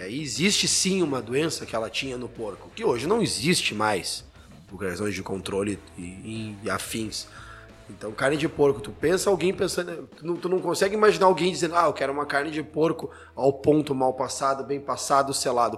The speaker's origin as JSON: {"language": "Portuguese", "town": "Santa Maria", "region": "Rio Grande do Sul", "country": "Brazil", "moved": "yes", "lives_now": "Caxias do Sul, Brazil", "said": "eu sou de Santa Maria, para quem não sabe, eu moro aqui já há 20 anos. Então, já sou mais caxiense do que santa mariense"}